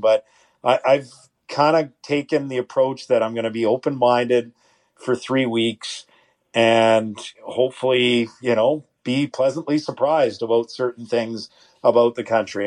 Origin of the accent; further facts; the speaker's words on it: Edmonton, Alberta, Canada; now in Ottawa, Canada; When I grew up in Edmonton, it was the Eskimos